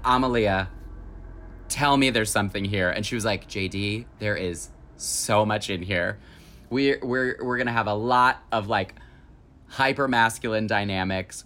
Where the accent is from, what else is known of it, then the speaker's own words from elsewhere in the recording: Holly, Michigan, United States; my hometown of Holly, Michigan